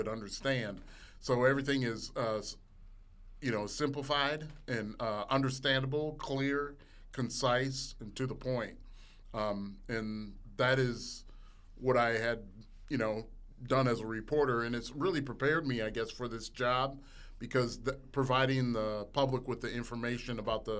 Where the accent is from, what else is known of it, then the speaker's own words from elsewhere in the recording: Minneapolis, Minnesota, United States; moved away as an adult; also born or lived in Mason City, Iowa; now in Mississippi, United States; I'm from Minneapolis, Minnesota originally